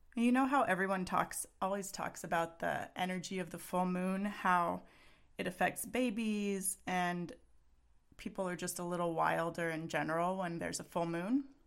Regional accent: Texas, United States; now in Pacific Northwest, United States; I'm from Texas

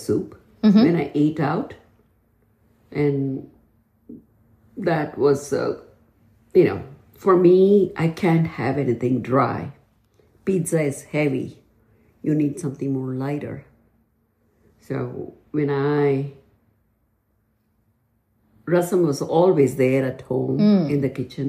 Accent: South India, India; moved away as an adult; now in Texas, United States; I grew up in India

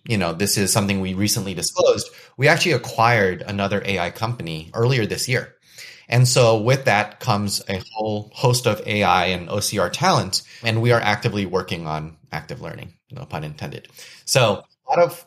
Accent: United States; I was born and raised in the States, which means I have family connections and ties to Indonesia

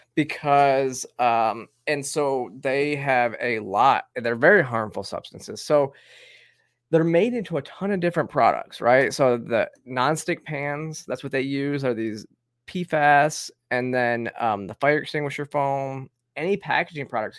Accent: Flint, Michigan, United States; now in Georgia, United States; I grew up, uh, with well water outside of Flint

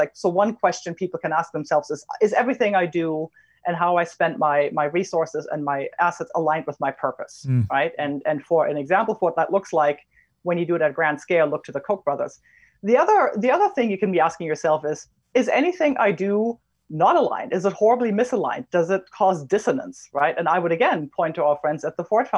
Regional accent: Germany; I'm German.

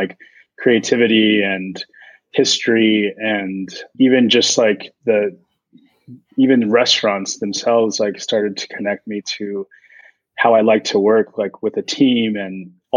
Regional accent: San Francisco, California, United States; also born or lived in San Carlos, California; I was born and raised in San Francisco

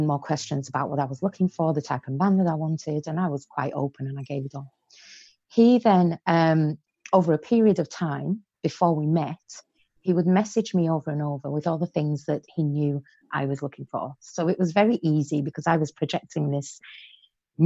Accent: Barrow-in-Furness, North West England, United Kingdom; also born or lived in Iran; I was born in Iran to a Persian father and an English mother. And when I was 10 years old, the war had broken out in Iran, and my mum said, okay, I'm taking the children to England. So we came and lived in England

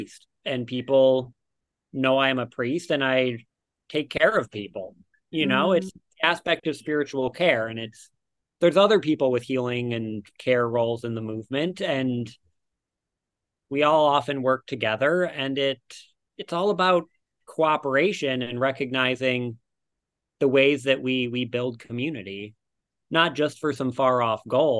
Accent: Detroit, Michigan, United States; now in Brooklyn, New York, United States; I grew up in Detroit

